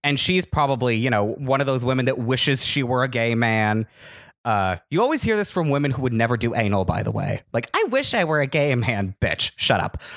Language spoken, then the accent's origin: English; Los Angeles, California, United States; also born or lived in Woodland Hills / West Hills / Chatsworth; I'm from L A. I was born and raised out here